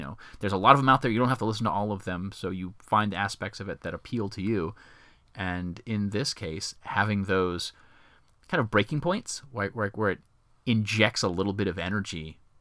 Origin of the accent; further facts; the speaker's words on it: Myrtle Beach, South Carolina, United States; I grew up in Myrtle Beach, South Carolina